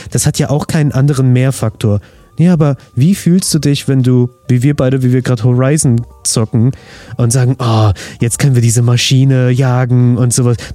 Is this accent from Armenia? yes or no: yes; Armenia; Also ich als Armenier natürlich, ne?